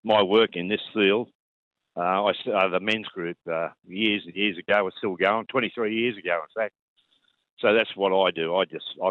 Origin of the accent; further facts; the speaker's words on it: Coffs Harbour, New South Wales, Australia; I'm from Coffs Harbour